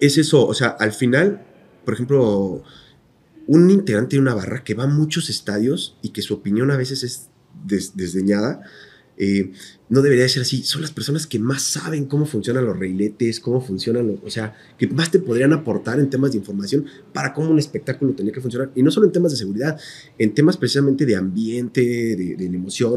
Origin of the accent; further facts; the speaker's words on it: Querétaro, Mexico; nosotros somos queretanos y esto es una ciudad